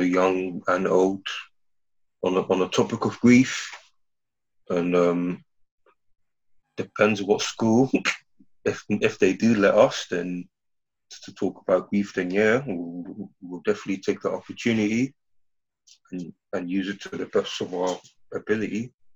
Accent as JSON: {"language": "English", "country": "Ghana", "said": "I'm from Ghana"}